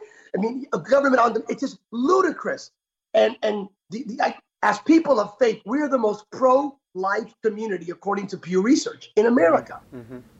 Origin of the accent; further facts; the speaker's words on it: Bethlehem, Pennsylvania, United States; Lehigh University grad here where my hometown, Bethlehem.